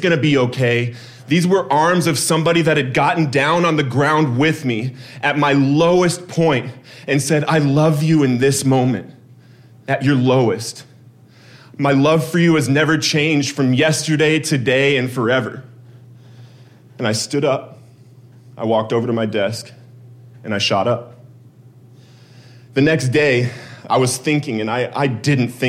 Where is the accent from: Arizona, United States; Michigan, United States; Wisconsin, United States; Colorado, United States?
Colorado, United States; my home state of Colorado